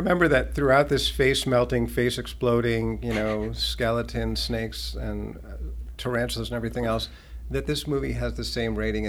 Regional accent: Boston suburbs, Massachusetts, United States; as a young Jewish boy growing up in the Boston burbs.

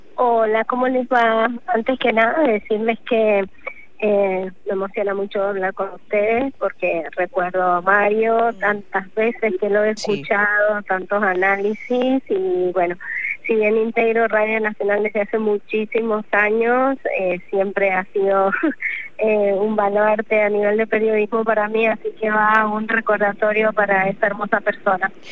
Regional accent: Mendoza, Argentina; yo soy de Mendoza

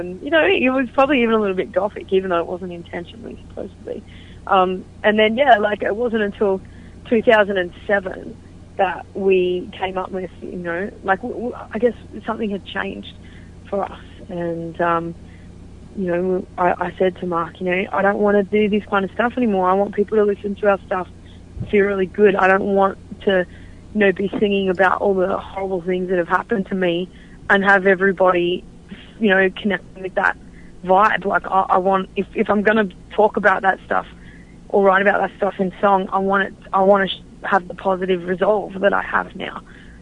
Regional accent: Australia; moved away as an adult; now in United States; we're half Australian and half American

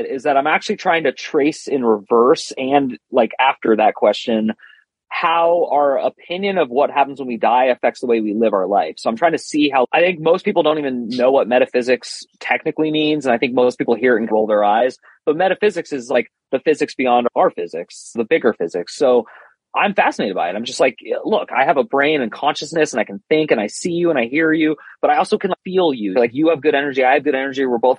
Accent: Berkeley, California, United States; now in Arizona, United States; I live in Arizona. COVID doesn't exist here. I should just say that on the podcast. I'm from Berkeley, San Francisco.

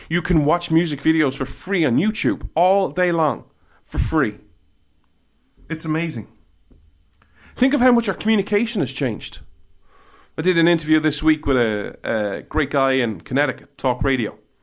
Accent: Ireland; When I was growing up in Ireland

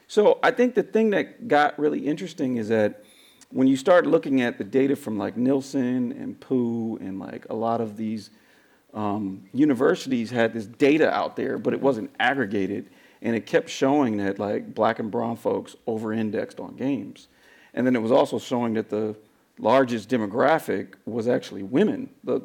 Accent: San Francisco, California, United States; I'm born and raised in San Francisco, right? I'm a third generation San Franciscan

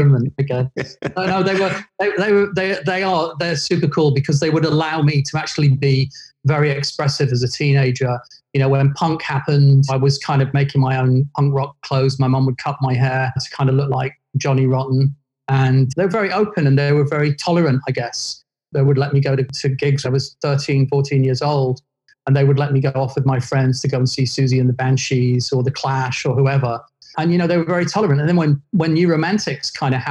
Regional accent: Doncaster, Yorkshire and the Humber, United Kingdom; moved away; I grew up in the north of England in a town called Doncaster

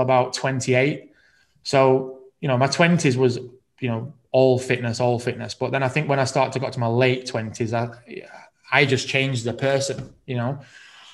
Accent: Rotherham, Yorkshire and the Humber, United Kingdom; moved away as an adult; now in Manchester, United Kingdom; I'm originally from Rotherham

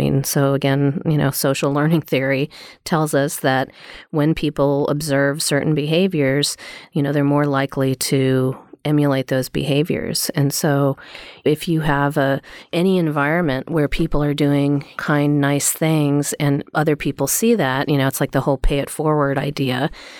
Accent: East Coast, United States; I grew up on the East Coast and had a group of friends

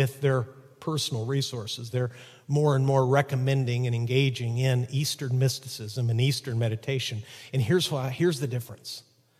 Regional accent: Chihuahua, Mexico; when I was a little boy growing up in Chihuahua, Mexico, as the son of missionaries, sometimes my dad's visits would take him into a pretty rough side of the city.

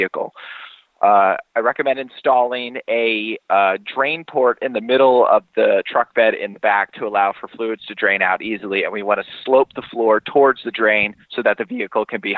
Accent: United States; moved away as an adult; now in England, United Kingdom; I'm American

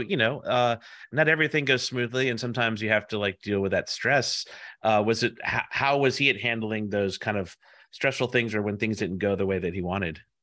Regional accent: United States; also born or lived in South Carolina / New Orleans, Louisiana / New York (family); I grew up in South Carolina and New Orleans

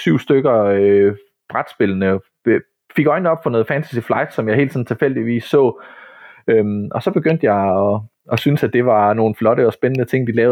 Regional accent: Ryslinge, Southern Denmark, Denmark; nede i Ryslinge, hvor jeg kommer fra, nede på Midtfyn

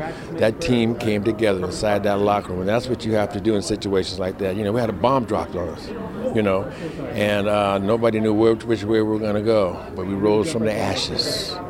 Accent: Santa Rosa, California, United States; when I was a kid growing up in Santa Rosa

